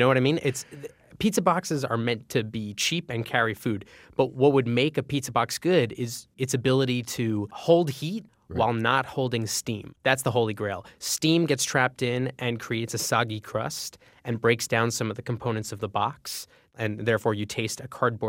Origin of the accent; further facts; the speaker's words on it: Northeast, United States; growing up in the Northeast